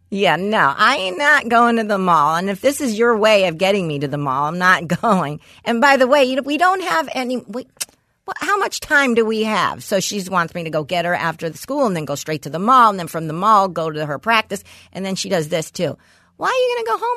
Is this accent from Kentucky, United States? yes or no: no; Los Angeles, California, United States; a block from where I grew up in West Hills